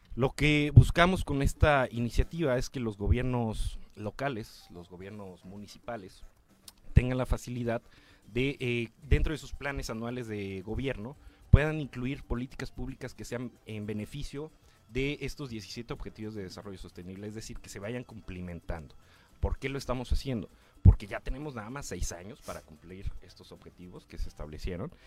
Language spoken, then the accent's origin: Spanish; Jiutepec, Morelos, Mexico; Yo soy oriundo de Jutepec, de Tejalpa